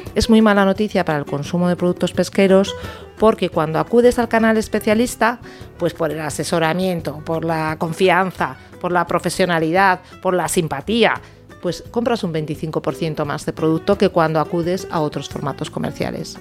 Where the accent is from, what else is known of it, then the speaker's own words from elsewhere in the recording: Galicia, Spain; soy gallega, además, con lo cual en mi dieta ha estado desde muy niña.